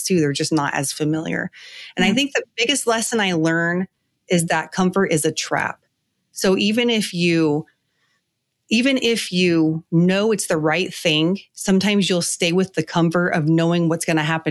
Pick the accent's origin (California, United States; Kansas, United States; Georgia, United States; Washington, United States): California, United States; moved away as an adult; now in South Carolina, United States; I was born and raised in California